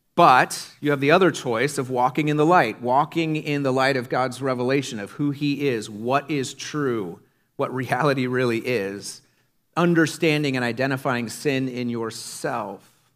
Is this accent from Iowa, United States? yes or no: yes; Iowa, United States; When I was a kid growing up in Iowa in the nineties